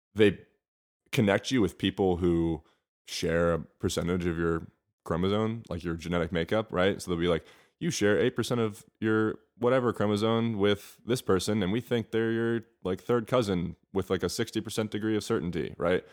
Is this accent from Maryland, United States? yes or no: yes; Bethesda, Maryland, United States; moved away as an adult; also born or lived in Atlanta, Georgia / Miami / Spain; now in Los Angeles, United States; raised outside of Washington, D C, in a town called Bethesda, Maryland